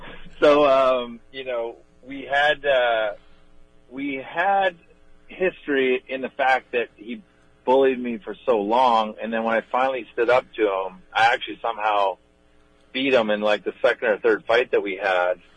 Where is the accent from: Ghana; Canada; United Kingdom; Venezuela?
Canada; Hinton, Alberta; also born or lived in British Columbia; I was born in Hinton, Alberta, uh, three hours outside Edmonton